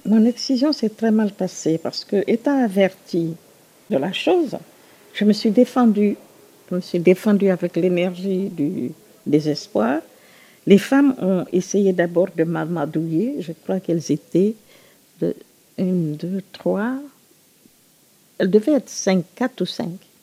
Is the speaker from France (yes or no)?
no; Conakry, Guinea; J'ai grandi en Guinée, mon pays euh, d'origine. Je suis guinéenne, évidemment. Et j'ai grandi à Conakry